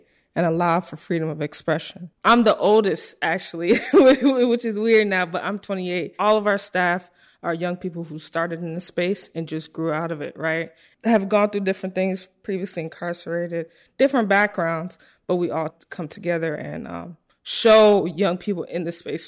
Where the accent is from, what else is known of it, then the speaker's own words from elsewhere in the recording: Evanston, Illinois, United States; moved away as an adult; now in Chicago, United States; I grew up in Evanston my whole life.